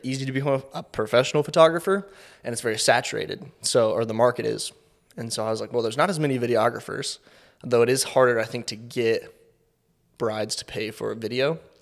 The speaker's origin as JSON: {"language": "English", "town": "Kansas City", "region": "Missouri", "country": "United States", "tie": "born or raised there", "said": "I grew up in Kansas City, born and raised here"}